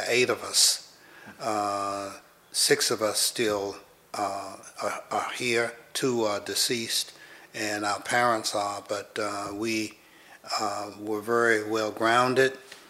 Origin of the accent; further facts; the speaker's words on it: Raleigh, North Carolina, United States; I grew up in Raleigh, in Southeast Raleigh, in the 900 block of South Bloodworth Street.